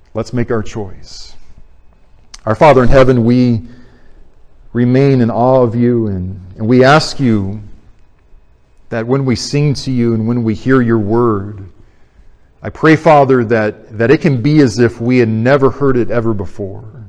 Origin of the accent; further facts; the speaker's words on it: Arizona, United States; moved away; I went back to Arizona in my hometown church